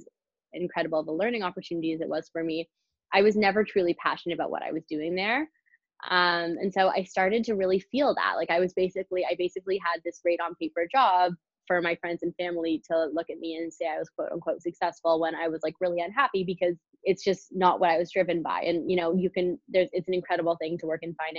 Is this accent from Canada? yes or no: yes; Canada; also born or lived in British Columbia; being Canadian. I went to college in British Columbia.